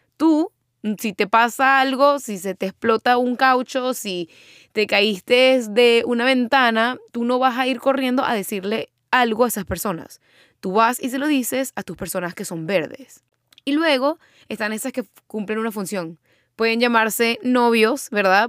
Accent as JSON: {"language": "Spanish", "country": "Venezuela", "tie": "born or raised there", "moved": "as an adult", "lives_now": "United States", "said": "yo me mudé de Venezuela, bueno, salí de Venezuela, me mudé para Estados Unidos"}